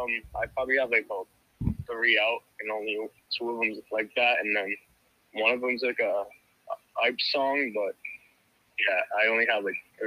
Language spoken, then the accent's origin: English; Massachusetts, United States; I'm from Mass.